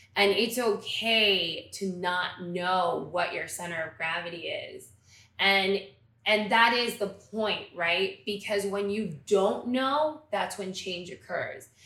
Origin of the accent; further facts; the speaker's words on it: Miami, Florida, United States; moved away as an adult; now in New York, United States; growing up in Miami, let's say Miami proper, we all had a really strong cultural connection in the Cuban migration